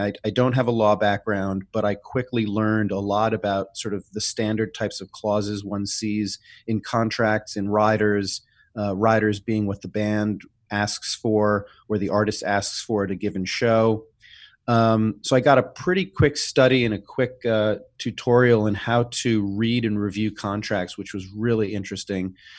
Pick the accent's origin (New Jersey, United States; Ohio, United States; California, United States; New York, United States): New York, United States; New York City; growing up in New York City, uh, in the seventies and the eighties